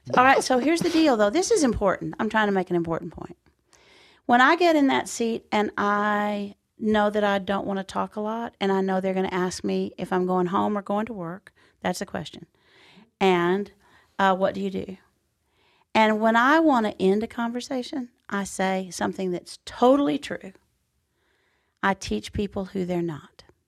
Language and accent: English; Texas, United States; we're in Texas and I'm home